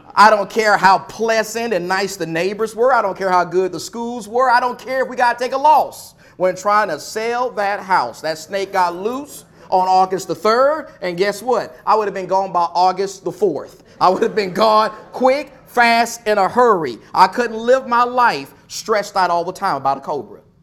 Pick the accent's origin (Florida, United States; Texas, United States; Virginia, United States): Texas, United States; my home state of Texas